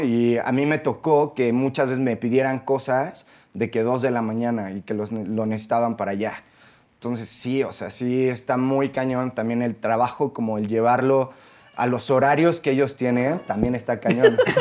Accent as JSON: {"language": "Spanish", "country": "Mexico", "said": "Los mexicanos"}